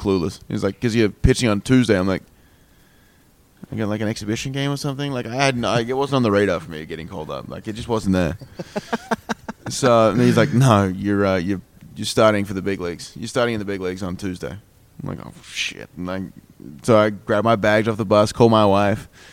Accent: Perth, Western Australia, Australia; moved away as an adult; I come from Perth and it's dry heat

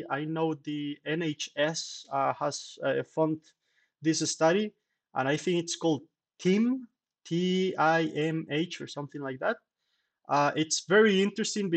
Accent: Costa Rica; moved away as an adult; now in Salamanca, Spain; I am from Costa Rica

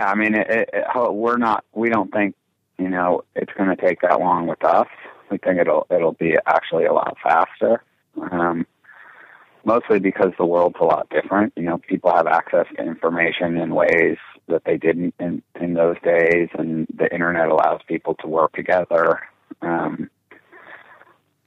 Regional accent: Cleveland, Ohio, United States; I grew up in Cleveland

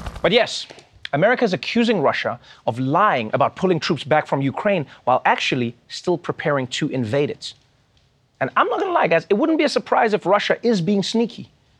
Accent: South Africa; now in New York, United States; which is a thing I didn't know when I came from South Africa. In South Africa, we're ready for anything all the time.

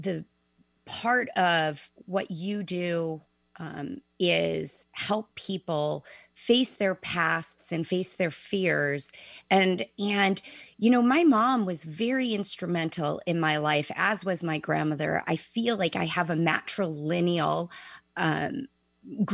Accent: Chicago, Illinois, United States; I was born and raised in Chicago

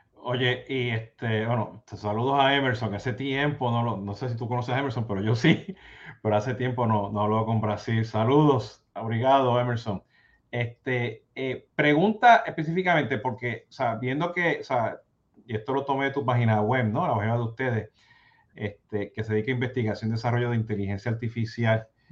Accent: Puerto Rico; yo soy cafetero, siendo boricua

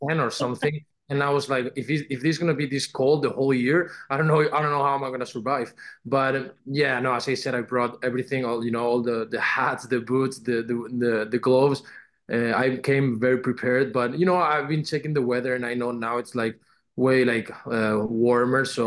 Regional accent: Castellón de la Plana, Valencian Community, Spain; born or raised there; English is a second language; moved away as an adult; also born or lived in Benicàssim, Spain; now in United States

